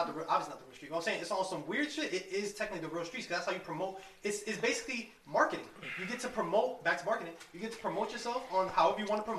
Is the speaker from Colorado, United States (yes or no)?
no; New York, United States; We're from New York.